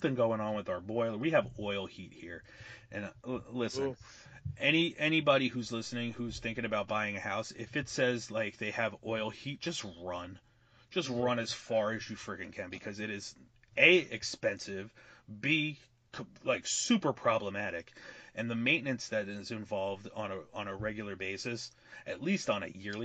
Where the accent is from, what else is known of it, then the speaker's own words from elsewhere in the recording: New Jersey, United States; also born or lived in Bayonne; we're from Jersey